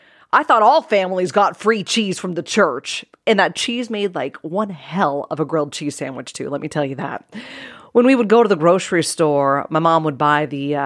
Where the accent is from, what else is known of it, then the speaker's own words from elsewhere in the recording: Cranberry Township, Pennsylvania, United States; So I grew up in Pittsburgh, Pennsylvania in the 80s, and more precisely a rural town called Cranberry Township.